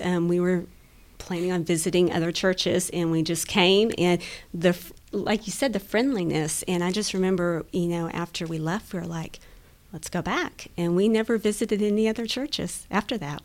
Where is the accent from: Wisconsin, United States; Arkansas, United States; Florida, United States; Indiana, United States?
Arkansas, United States; Rogers; also born or lived in Minnesota; I grew up in Rogers too